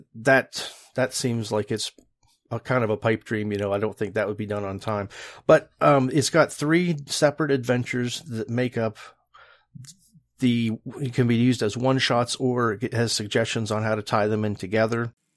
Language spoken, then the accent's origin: English; West Virginia, United States; West Virginia, my home state